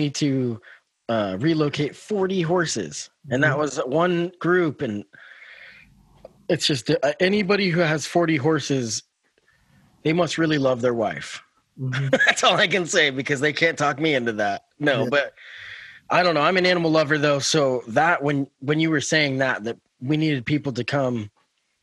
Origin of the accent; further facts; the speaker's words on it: Oregon, United States; we're all Oregonians